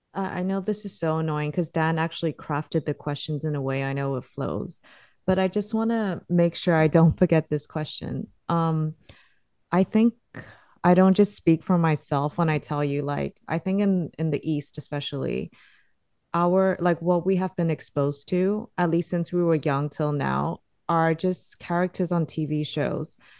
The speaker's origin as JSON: {"language": "English", "country": "Singapore", "tie": "born or raised there", "said": "I grew up in Singapore"}